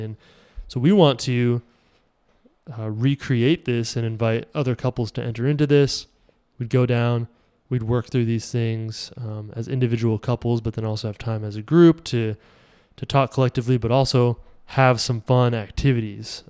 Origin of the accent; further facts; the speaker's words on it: Iowa, United States; I'm from Iowa